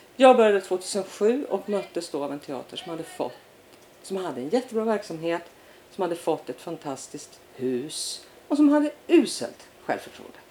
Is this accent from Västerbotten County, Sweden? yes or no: yes; Umeå, Västerbotten County, Sweden; moved away; Född och uppvuxen i Umeå